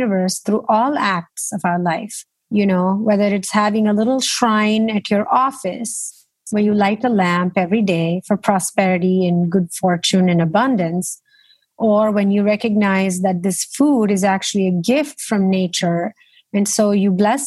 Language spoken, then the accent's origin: English; India; moved away; I grew up in India